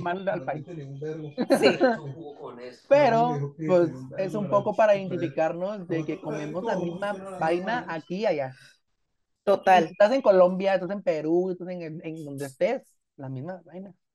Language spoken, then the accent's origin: Spanish; Guatemala; aquí adentro, en mi país, pues, en Guatemala